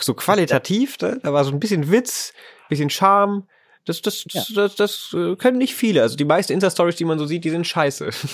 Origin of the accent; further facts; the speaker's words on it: Lower Saxony, Germany; in Niedersachsen, wo ich herkomme